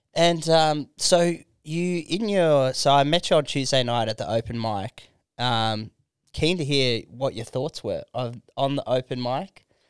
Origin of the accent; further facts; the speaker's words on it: Canberra, Australian Capital Territory, Australia; I'm from Canberra